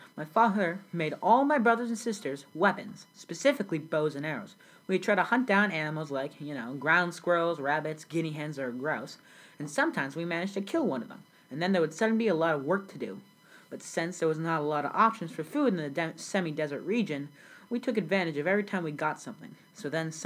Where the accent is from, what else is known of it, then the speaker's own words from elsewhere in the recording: South Sudan; I was born in South Sudan, but back then it was just called Sudan before the country broke up. So I was born in South Sudan in the village of Laun Arike.